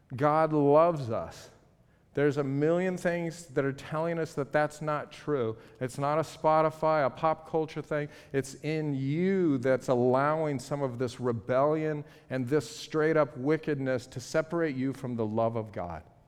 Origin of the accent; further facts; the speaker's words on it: Los Angeles, California, United States; I'm from Los Angeles